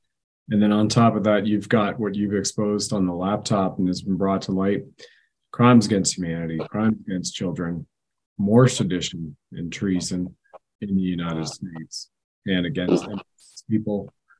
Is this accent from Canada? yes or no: yes; Canada; Jack, as a Canadian, I haven't seen anything in American history